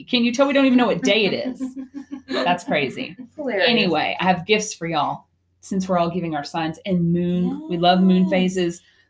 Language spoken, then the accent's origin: English; Lubbock, Texas, United States; I'm from Lubbock, Texas, also in West Texas, born and raised.